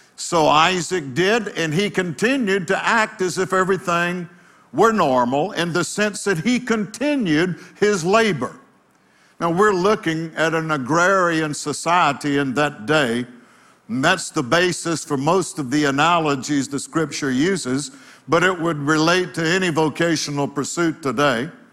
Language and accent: English; United States; being an American citizen